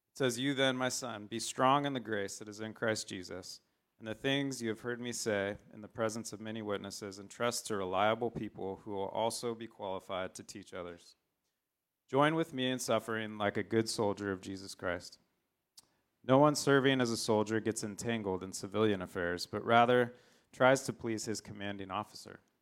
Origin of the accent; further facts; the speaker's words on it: San Diego, California, United States; I grew up in San Diego